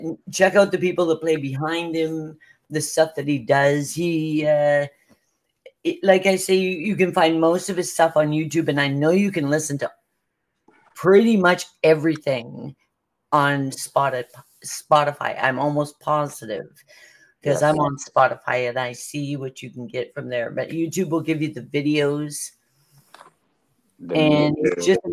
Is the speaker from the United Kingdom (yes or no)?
no; Canada; I am Canadian